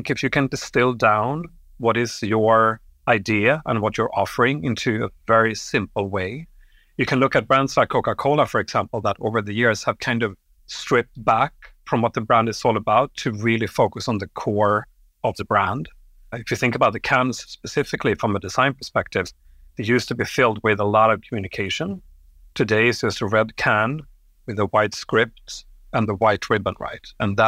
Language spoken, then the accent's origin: English; Sweden; born there; also born or lived in Europe; but I grew up in Europe. I was born in Sweden.